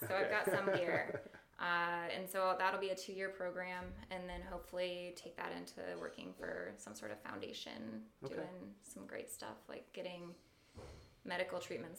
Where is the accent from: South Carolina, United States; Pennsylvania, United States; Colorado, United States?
Colorado, United States; Littleton; moved away as an adult; also born or lived in Boston; Yeah, so I grew up in Littleton, Colorado, just outside of Denver. I did that until I was 18, and then I went to Boston for undergrad.